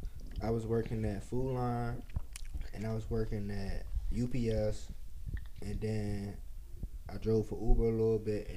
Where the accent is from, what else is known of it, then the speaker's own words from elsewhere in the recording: Washington, District of Columbia, United States; I grew up in Southeast, but then I had moved to Northeast.